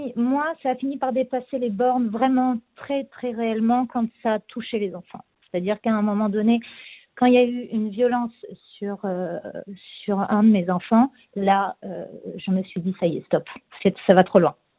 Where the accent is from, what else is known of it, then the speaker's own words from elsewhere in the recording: France; now in Israel; en tant que Français aussi